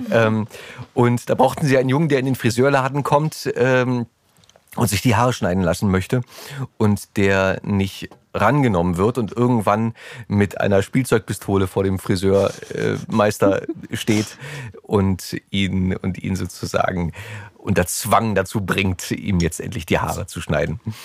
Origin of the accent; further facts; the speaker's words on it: Berlin, Germany; Ich bin im Oskarziten-Krankenhaus geboren in äh, Lichtenberg und habe die ersten drei Jahre meines Lebens äh, mit meiner Mutter in ihrer Wohnung verbracht, in der Richard-Sorge-Straße